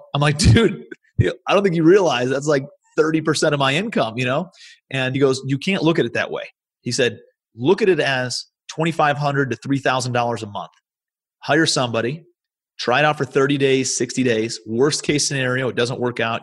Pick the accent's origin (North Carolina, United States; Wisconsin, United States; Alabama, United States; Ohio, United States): Ohio, United States; Cleveland; moved away as an adult; also born or lived in New York City; I'm from Cleveland, Ohio originally. That's where I live now.